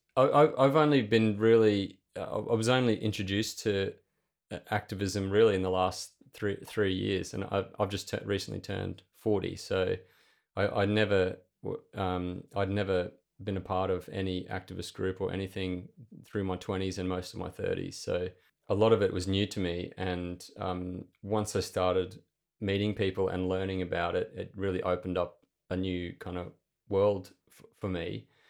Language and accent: English; Clermont, Queensland, Australia; moved away as an adult; also born or lived in Mackay, Queensland / Brisbane / Aberdeen, Scotland; I was born up in Mackay in central Queensland. And from a young age, when I was very young, my family moved out to a little town called Clermont